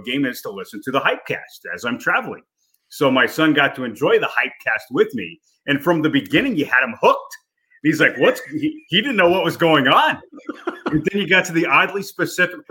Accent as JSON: {"language": "English", "region": "near the University of Illinois", "country": "United States", "tie": "born or raised there", "said": "I grew up outside of Illinois, or the University of Illinois, about 30 minutes away, graduated from there"}